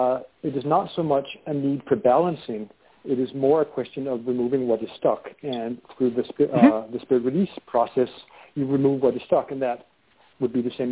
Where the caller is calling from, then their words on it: Denmark; I'm calling from Denmark.